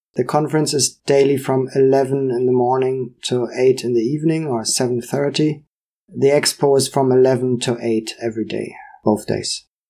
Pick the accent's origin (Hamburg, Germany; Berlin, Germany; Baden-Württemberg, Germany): Hamburg, Germany; moved away as an adult; also born or lived in Jamaica; I'm from Hamburg, Germany. It's my hometown where I was born and raised